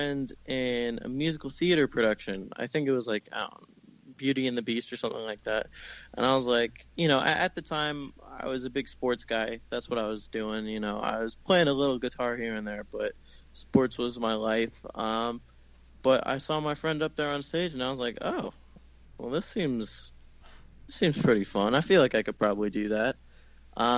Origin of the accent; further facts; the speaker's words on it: Jacksonville, Florida, United States; moved away as an adult; now in Los Angeles, United States; I grew up in Jacksonville, Florida, actually a little bit outside of Jacksonville in this tiny little beach town out on the East Coast